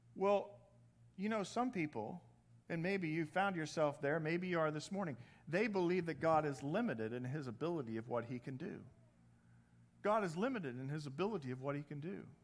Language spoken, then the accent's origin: English; Indiana, United States; accent: Midwest; moved away; I'm originally from the Midwest.